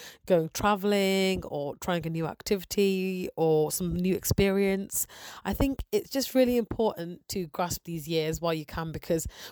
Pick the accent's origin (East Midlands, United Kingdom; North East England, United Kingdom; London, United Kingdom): East Midlands, United Kingdom; Nottingham; also born or lived in Sheffield; I'm originally from Nottingham